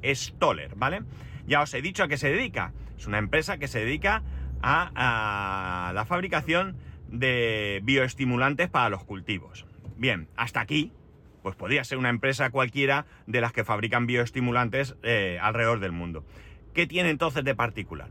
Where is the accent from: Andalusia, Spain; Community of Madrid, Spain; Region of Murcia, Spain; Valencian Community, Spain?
Valencian Community, Spain; Alicante; soy de Alicante y que vivo en Alicante